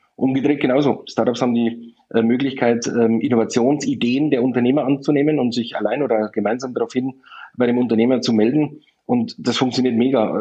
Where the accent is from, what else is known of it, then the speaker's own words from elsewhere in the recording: Landshut, Bavaria, Germany; ich komme aus Niederbayern, in der Nähe von München, im Landshut